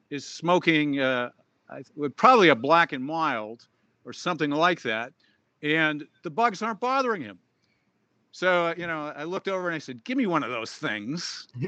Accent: Boston, Massachusetts, United States; now in Scottsdale, United States; I grew up in Boston

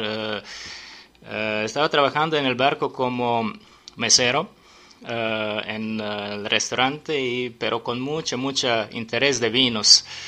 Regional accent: Serbia; Spanish is a second language; moved away as an adult; now in Mexico City, Mexico; En mi país

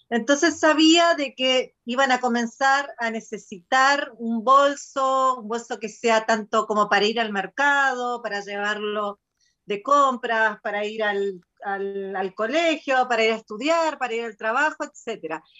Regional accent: Argentina; now in Machalí, Chile; soy argentina, eh, pero vivo hace nueve años en Chile, en la ciudad de Machalí. Así que tengo mi corazón dividido en este momento.

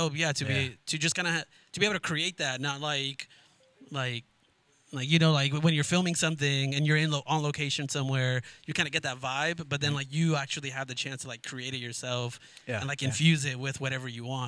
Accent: Guatemala; I know, bro, because we're from Guatemala

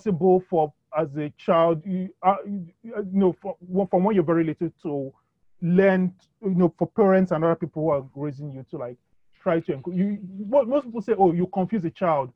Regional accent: Nigeria; our native languages in Nigeria.

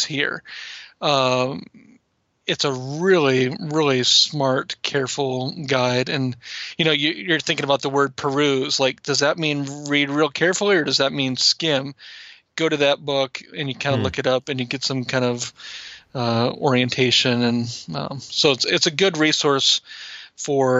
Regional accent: Iowa, United States; grew up in Iowa

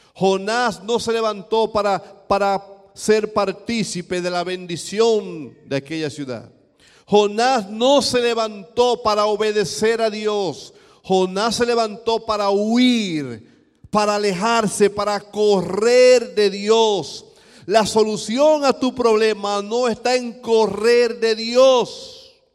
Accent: eastern Dominican Republic, Dominican Republic; Yo vengo de un país caribeño, yo vengo de República Dominicana

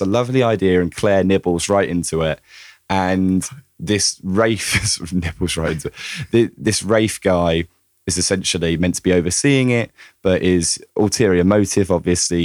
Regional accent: United Kingdom; as a Brit

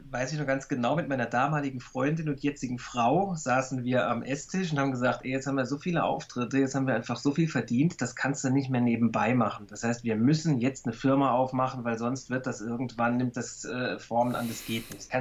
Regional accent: Saarbrücken, Saarland, Germany; Gut, ich bin in Saarbrücken groß geworden, da ist man halt auch schnell in Frankreich.

